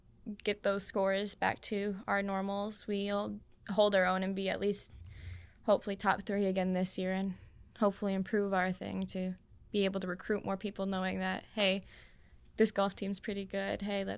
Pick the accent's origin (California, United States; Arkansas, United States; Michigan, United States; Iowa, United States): Michigan, United States; Iron River; And since I'm from Iron River, I was at Northern Pines.